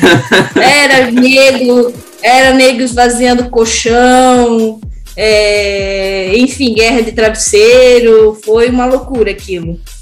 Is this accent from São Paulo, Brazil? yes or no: no; Brusque, Santa Catarina, Brazil; moved away as an adult; now in Blumenau, Brazil; eu sou naturalmente de Brusque, sempre gebiniana de coração, mas hoje moro em Blumenau